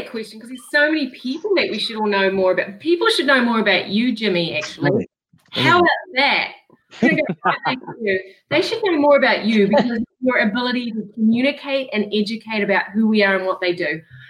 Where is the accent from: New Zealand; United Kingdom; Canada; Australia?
New Zealand; now in Rhode Island, United States; Obviously, I'm from New Zealand. Well, right. Maybe not obvious, but I am.